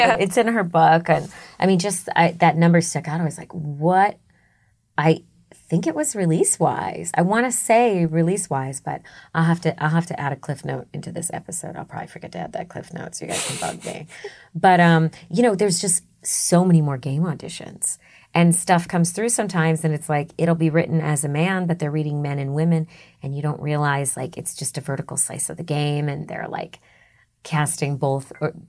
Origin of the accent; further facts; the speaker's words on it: Massachusetts, United States; accent: Boston; I used to have a Boston accent.